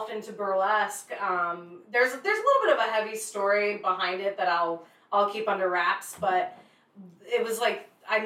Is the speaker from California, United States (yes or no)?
yes; Big Bear Lake, California, United States; I grew up in Big Bear Lake, California